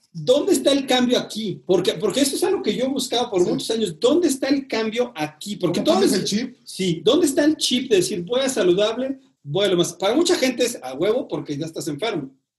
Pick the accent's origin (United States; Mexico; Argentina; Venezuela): Mexico